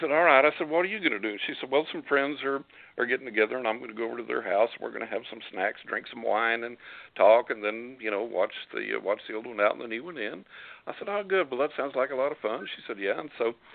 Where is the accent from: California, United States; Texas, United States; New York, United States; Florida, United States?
Texas, United States; West; accent: West Texas; I was born in West Texas, and I still got that West Texas accent